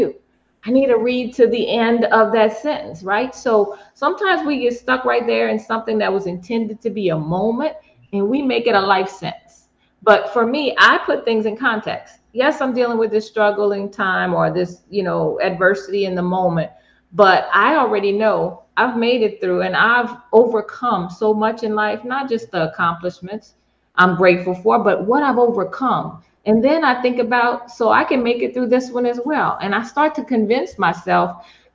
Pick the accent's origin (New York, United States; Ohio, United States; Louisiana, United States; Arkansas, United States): Louisiana, United States; New Orleans; my hometown coach